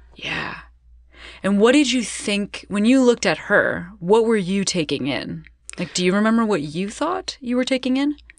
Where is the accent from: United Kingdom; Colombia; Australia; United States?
United States; outside of Chicago, Illinois; now in Los Angeles, United States; I grew up outside of Chicago